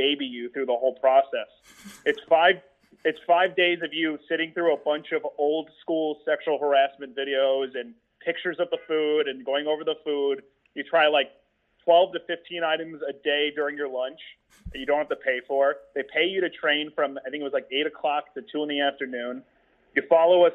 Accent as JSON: {"language": "English", "region": "South Florida", "country": "United States", "tie": "born or raised there", "said": "I grew up in South Florida"}